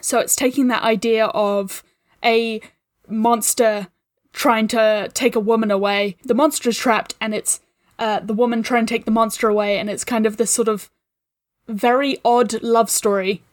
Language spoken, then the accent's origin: English; New Zealand; I'm a New Zealander